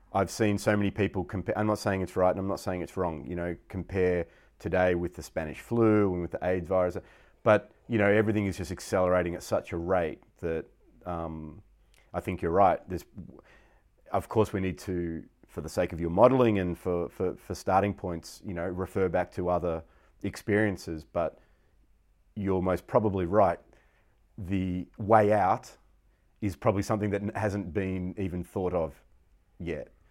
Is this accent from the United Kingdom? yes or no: no; Victoria, Australia; I was Australian. Not that I'm nationalist at all, but in the sense of my identity, I was born in Australia.